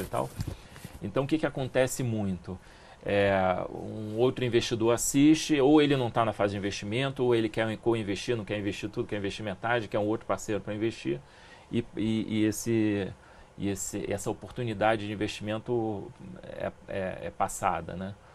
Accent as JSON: {"language": "Portuguese", "region": "Rio de Janeiro", "country": "Brazil", "tie": "born or raised there", "said": "eu morei a vida inteira em Ipanema"}